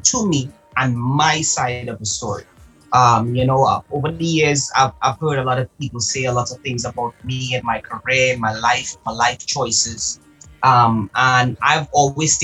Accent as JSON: {"language": "English", "country": "Trinidad & Tobago", "tie": "born or raised there", "also_born_or_lived": "Antigua and Barbuda", "said": "I was raised in Trinidad. However, I was born in Antigua and Barbuda"}